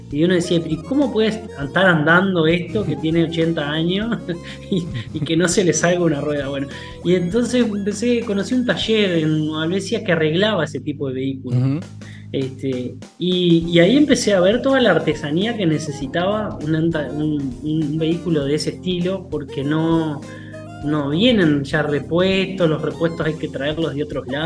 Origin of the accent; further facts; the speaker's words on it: Rosario, Santa Fe, Argentina; yo me vine a vivir a Nueva hace unos años, yo soy rosarino